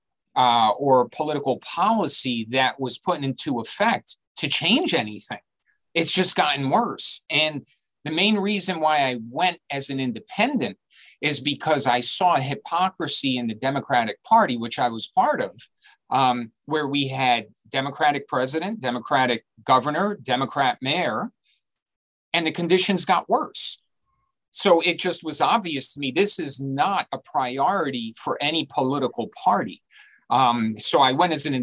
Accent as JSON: {"language": "English", "town": "New York City", "region": "New York", "country": "United States", "tie": "born or raised there", "said": "I was born and raised here. I've been here my whole life."}